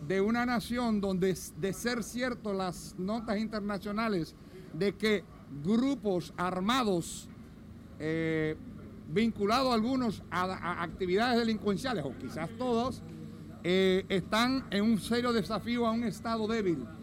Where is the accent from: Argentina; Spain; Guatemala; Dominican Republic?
Dominican Republic; nosotros como dominicanos